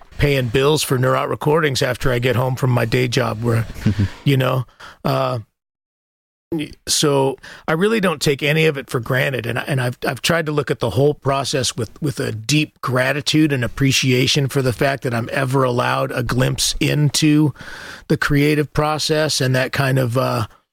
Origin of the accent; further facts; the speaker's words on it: the American West, United States; I'm from the American West